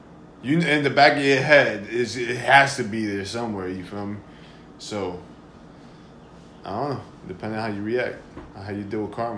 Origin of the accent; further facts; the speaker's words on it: Paterson, New Jersey, United States; also born or lived in Garfield, New Jersey; Because I'm from Patterson.